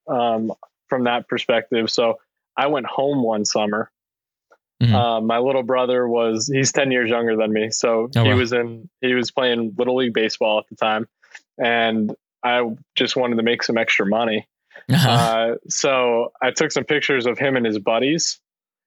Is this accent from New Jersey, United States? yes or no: no; Hazleton, Pennsylvania, United States; moved away as an adult; also born or lived in Brooklyn, New York / Philadelphia, Pennsylvania / Atlanta, Georgia; I grew up in Hazleton, Pennsylvania